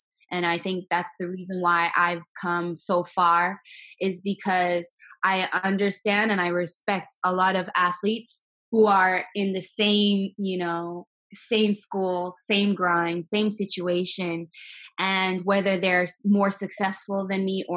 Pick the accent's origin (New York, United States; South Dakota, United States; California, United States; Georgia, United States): South Dakota, United States; Sturgis; also born or lived in Philippines; now in Miami, United States; I'm originally from Sturgis, South Dakota, a very, very small town